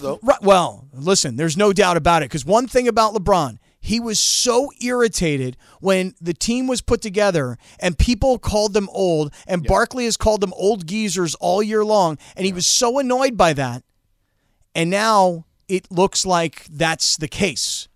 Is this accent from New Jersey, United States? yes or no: no; Fort Lauderdale, Florida, United States; born or raised there; now in San Diego, United States